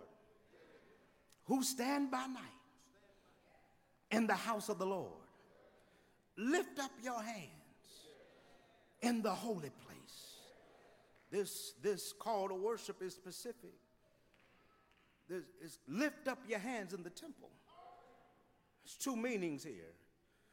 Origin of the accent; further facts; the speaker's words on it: Midwest, United States; now in Houston, United States; I'm from the Midwest